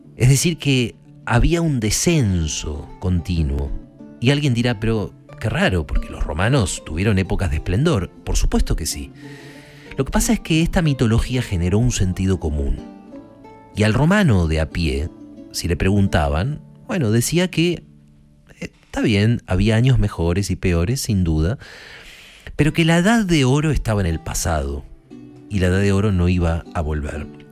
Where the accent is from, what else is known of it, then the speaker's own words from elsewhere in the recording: Argentina; yo me siento argentino